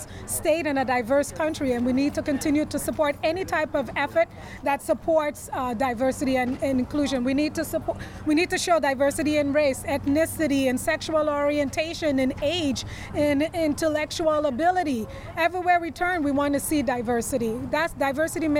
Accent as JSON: {"language": "English", "country": "Trinidad & Tobago", "moved": "yes", "lives_now": "New York, United States", "said": "I'm from Trinidad."}